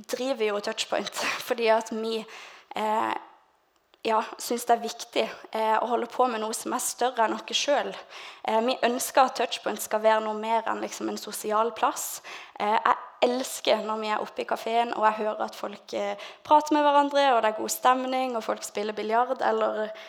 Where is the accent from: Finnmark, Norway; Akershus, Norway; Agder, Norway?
Agder, Norway; Lista; jeg er egentlig fra Lista